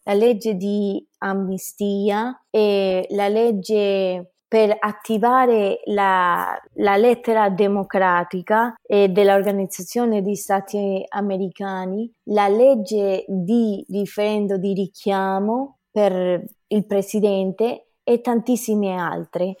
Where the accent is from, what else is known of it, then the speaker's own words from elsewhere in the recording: Venezuela; Italian is a second language; now in United States; sono venezuelana e adesso abito negli Stati Uniti.